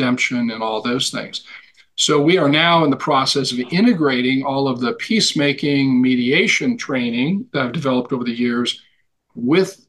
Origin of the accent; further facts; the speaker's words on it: Montana, United States; Born and raised in Montana, sort of a cowboy macho culture